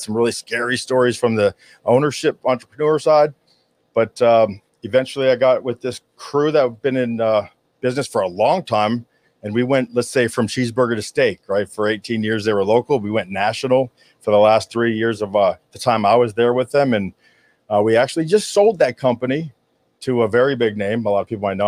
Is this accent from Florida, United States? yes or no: yes; Hollywood, Florida, United States; I was born in Hollywood, Florida, which is very rare uh, to be born here in South Florida